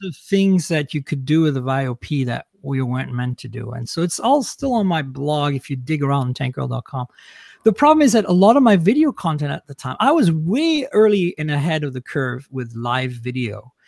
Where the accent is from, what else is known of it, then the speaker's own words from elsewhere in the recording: Grasse, Provence-Alpes-Côte d'Azur, France; moved away as an adult; also born or lived in London, Ontario, Canada / Vancouver, British Columbia, Canada; now in United States; I was born and raised in France. I left when I was in, I, right after high school, basically, to move to Canada